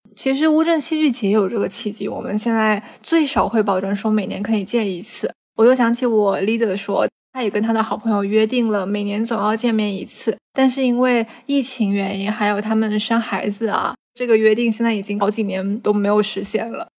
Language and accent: Chinese; Guangdong, China; 虽然我们广东人嘛，也吃皮蛋瘦肉粥